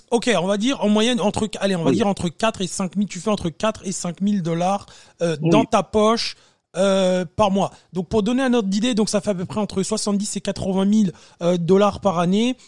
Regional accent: France; moved away as an adult; now in Canada; ça fait un petit moment que j'ai quitté la France

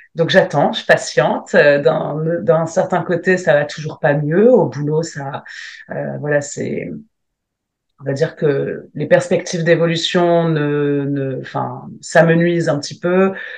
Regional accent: Lille, Hauts-de-France, France; je viens de Lille

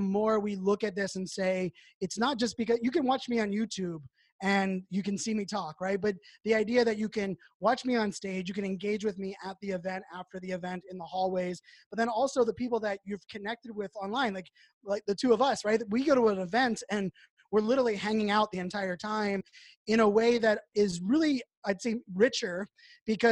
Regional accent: Pittsburgh, Pennsylvania, United States; I grew up in Pittsburgh.

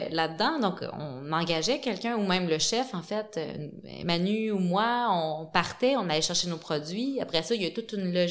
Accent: Montreal, Quebec, Canada; Et eh je, je, veux pas faire le eh, gars de la ville mais bon moi je viens, je viens

